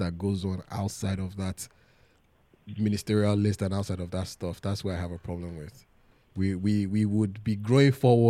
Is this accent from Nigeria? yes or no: yes; Ondo, Nigeria; No, I'm from Ondo